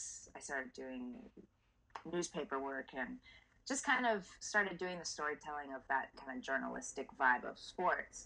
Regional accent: Southern California, United States; growing up in Southern California

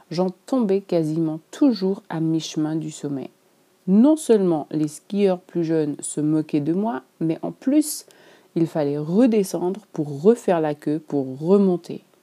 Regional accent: Switzerland; je suis suisse et que j'ai probablement grandi avec les montagnes devant chez moi.

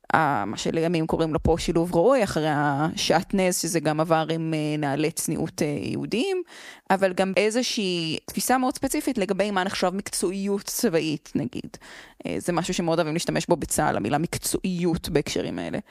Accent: Jerusalem, Jerusalem District, Israel; אני, אה, במקור מירושלים

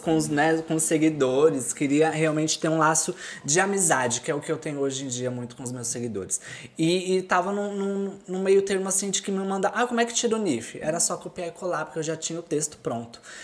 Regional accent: São Paulo, Brazil; moved away as an adult; also born or lived in Florianópolis, Brazil; now in Porto, Portugal; eu sou de São Paulo

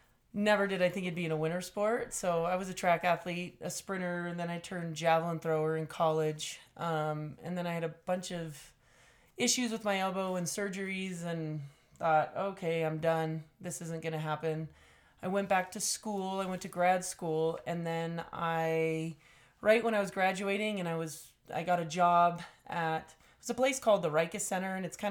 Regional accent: California, United States; I grew up in California

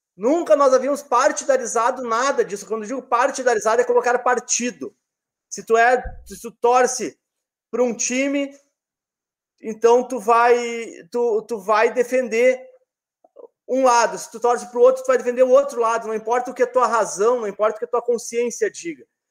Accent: Rio Grande do Sul, Brazil; Rio Grande do Sul, terra do Félix, minha terra

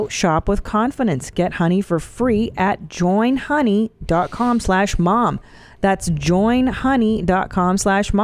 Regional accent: Los Angeles, California, United States; born or raised there

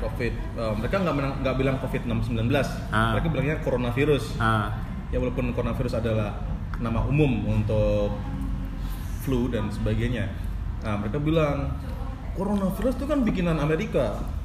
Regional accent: Yogyakarta, Special Region of Yogyakarta, Indonesia; kita orang Jogja

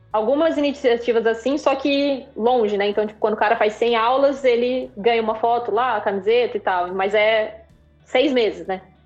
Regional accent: Maringá, Paraná, Brazil; Sou do interior do Paraná, cidade chamada Maringá

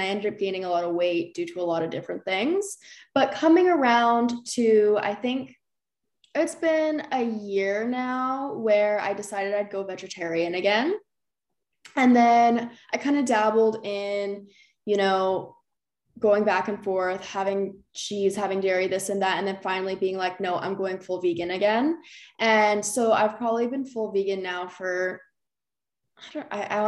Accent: Canada; another Canadian girl

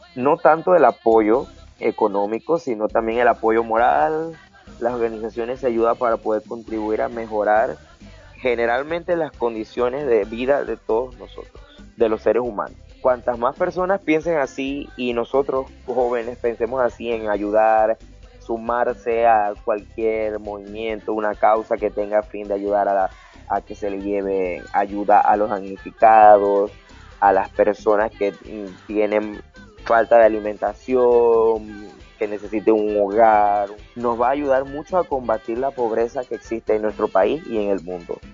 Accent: Panama; nosotros los panameños

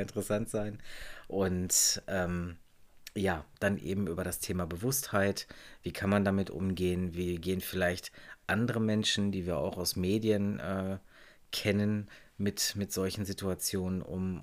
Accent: Germany; bei uns in Deutschland

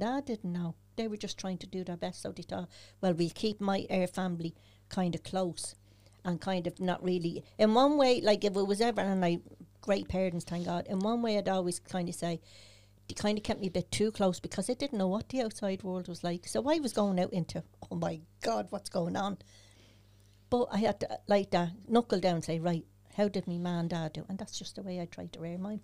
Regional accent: Dublin, Leinster, Ireland; I was born and reared in two oh seven Saint Trees' Gardens

